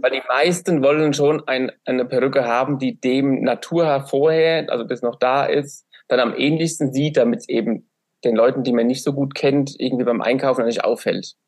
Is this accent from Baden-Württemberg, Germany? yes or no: no; Aschaffenburg, Bavaria, Germany; ich bin aus Aschaffenburg